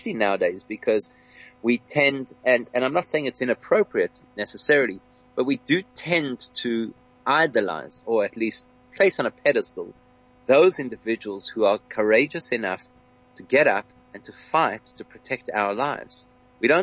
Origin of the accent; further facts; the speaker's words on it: South Africa; as a South African Jewish community